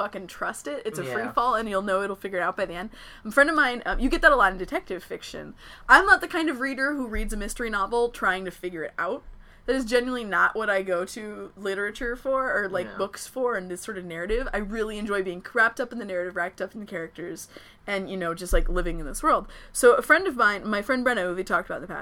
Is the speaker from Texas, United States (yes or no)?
yes; Fort Worth, Texas, United States; now in Portland, United States; I come from Fort Worth, Texas